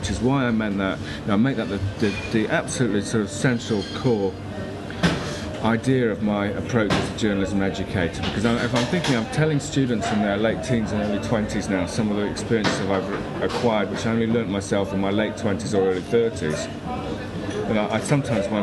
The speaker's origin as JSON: {"language": "English", "country": "United Kingdom", "said": "as a Brit"}